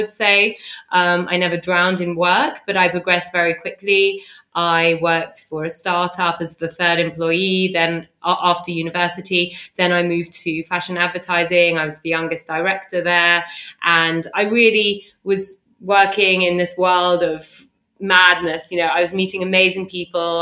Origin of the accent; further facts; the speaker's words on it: London, United Kingdom; I grew up in London